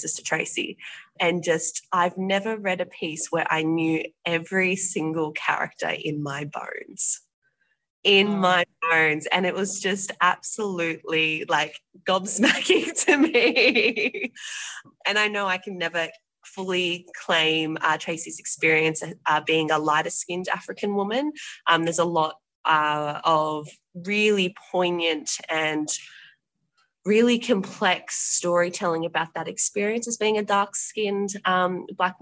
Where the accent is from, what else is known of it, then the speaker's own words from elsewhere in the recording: Penrith, New South Wales, Australia; I'm from Penrith, so I'm the very end of it, before the Blue Mountains